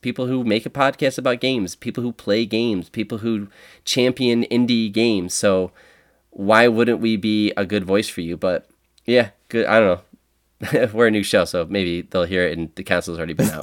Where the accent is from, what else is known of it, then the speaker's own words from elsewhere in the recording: Buffalo, New York, United States; We're from Buffalo